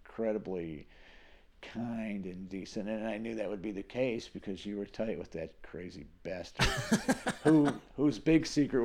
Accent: Northeast, United States; I'm from the Northeast. I'm a straight man.

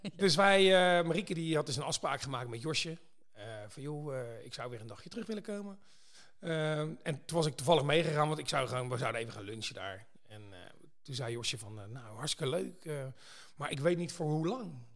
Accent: Pijnacker, South Holland, Netherlands; ik kom uit Pijneker

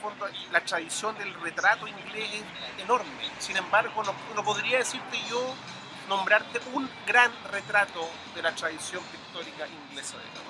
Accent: Chile

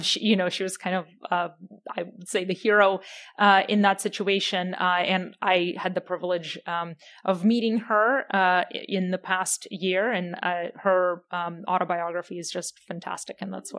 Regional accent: Ukraine; as you know, I'm from Ukraine originally, so that's been taking up a lot of my headspace in time over the past year and a half.

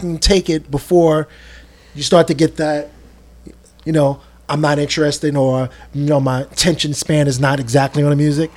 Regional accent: New York City, New York, United States; I'm from Brooklyn

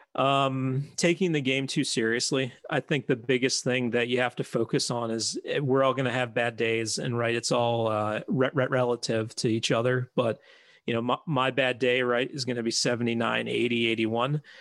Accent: Philadelphia, Pennsylvania, United States; now in Chicago, United States; I grew up in Philadelphia, and, uh, before we moved out to Chicago

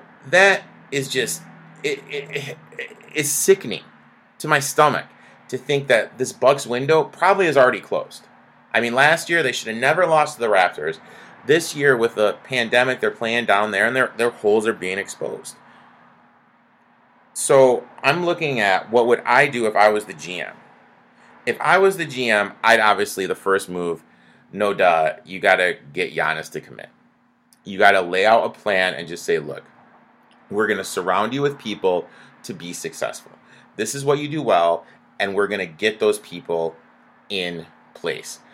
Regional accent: Michigan, United States; also born or lived in northern suburbs of Chicago; now in Chicago suburbs, United States; I grew up in Michigan

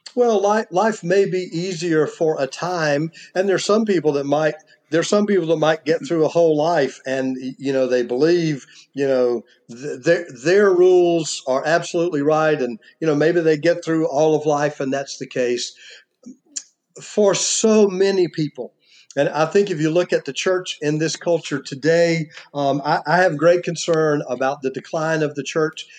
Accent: United States; I am an American and not you know, a Mexican

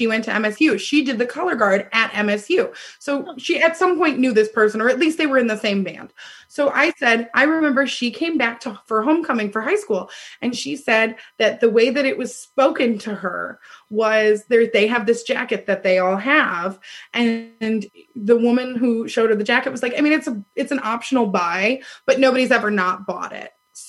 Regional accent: Ohio, United States; born there; Like, Stacey's always like, Ohio doesn't suck. I was born in Ohio.

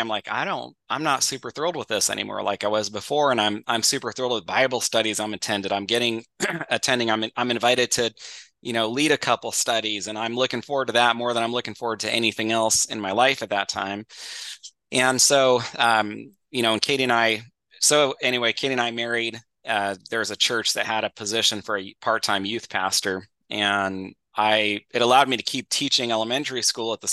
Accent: Northern California, United States; born or raised there; also born or lived in Florida

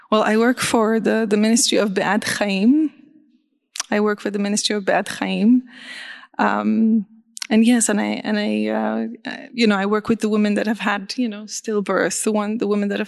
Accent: Beit Jala, West Bank, Palestine; born there; That's too loud. Um, and I was born in Beit Jala.

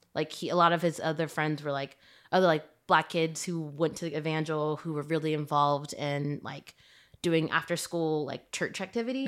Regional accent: Shreveport, Louisiana, United States; moved away; growing up in Shreveport

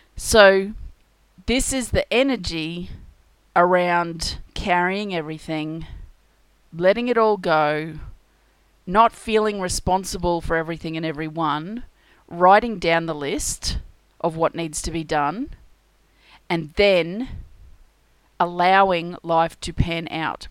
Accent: Australia; being Australian, we have a lot of crocodiles

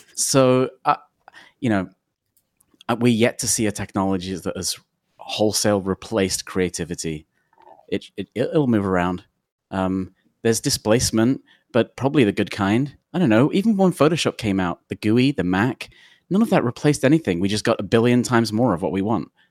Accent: London, United Kingdom; now in Portland, United States; I'm from London

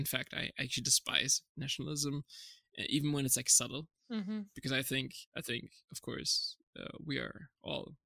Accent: Germany; moved away; also born or lived in Canada / California / Czech Republic; I was born and raised in Germany, but my parents are from Turkey

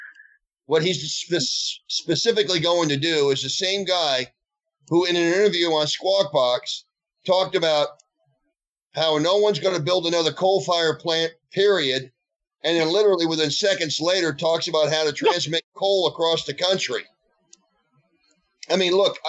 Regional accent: United States; I'm an American

